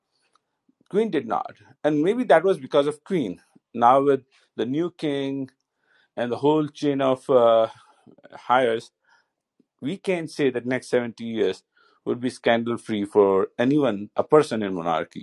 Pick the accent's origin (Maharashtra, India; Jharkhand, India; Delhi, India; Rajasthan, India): Rajasthan, India; moved away; I grew up in Rajasthan